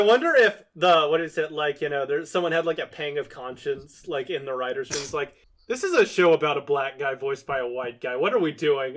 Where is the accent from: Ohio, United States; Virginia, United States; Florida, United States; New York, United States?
Virginia, United States; I've known so many guys like Federline growing up in Virginia